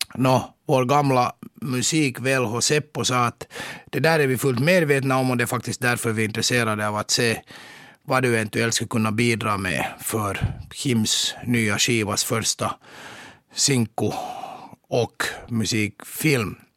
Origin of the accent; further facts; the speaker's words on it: Mariehamn, Åland Islands; also born or lived in Turku, Finland; now in Helsinki, Finland; Jag föddes i Mariehamn av mina åländska föräldrar för 51 år sedan och sen skrev jag studenten i Katedralskolan i Åbo 1982